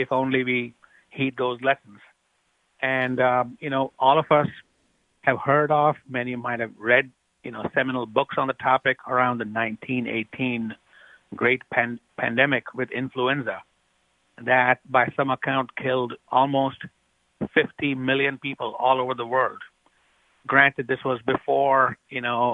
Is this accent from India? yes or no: yes; India; moved away as an adult; now in United States; I grew up in India. And I did my training in medical school also in India